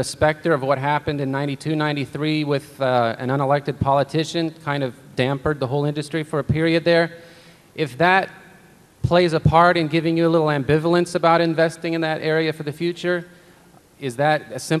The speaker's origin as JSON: {"language": "English", "region": "Florida", "country": "United States", "said": "I'm from Central Florida. It's nice and sunny there."}